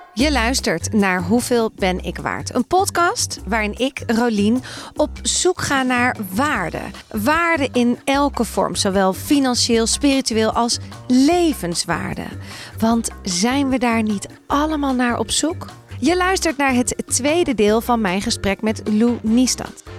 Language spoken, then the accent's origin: Dutch; Amsterdam, North Holland, Netherlands; Ik ben opgegroeid in Amsterdam. Weet je, ik kom daar vandaan.